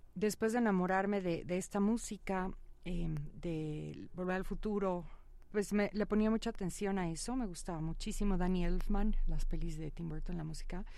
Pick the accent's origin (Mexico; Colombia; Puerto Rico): Mexico; Huixquilucan, State of Mexico; crecí en México, crecí en Huizquilucan